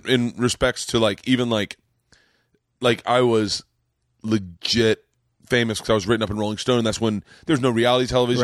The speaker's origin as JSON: {"language": "English", "region": "Florida", "country": "United States", "moved": "yes", "said": "as a Southerner"}